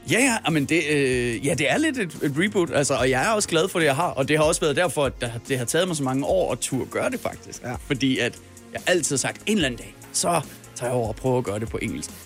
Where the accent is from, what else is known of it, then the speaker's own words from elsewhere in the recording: Denmark; mit eget hjemland